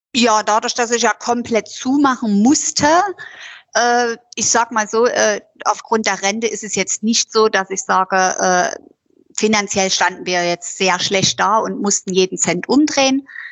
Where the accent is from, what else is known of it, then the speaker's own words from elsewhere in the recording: Döbeln, Saxony, Germany; Ich bin ja damals aus, also eigentlich bin ich ja aus Döbeln.